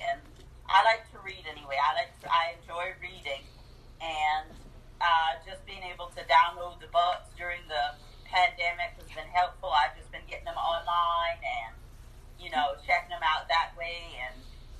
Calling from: Columbia, South Carolina, United States; I'm coming from Columbia, South Carolina, so it's hot.

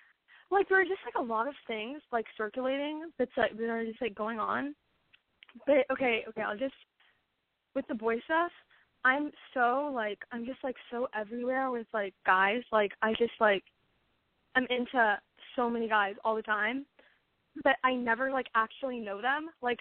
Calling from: Westlake Village, California, United States; Westlake Village.

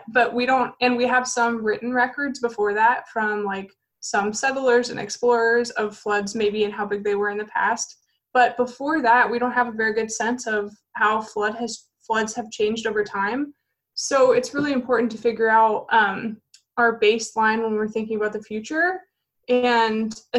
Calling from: Boston, Massachusetts, United States; also born or lived in Windsor, Connecticut; I'm 27 and I'm calling in from Windsor, Connecticut right now, but normally based out of Boston, Mass.

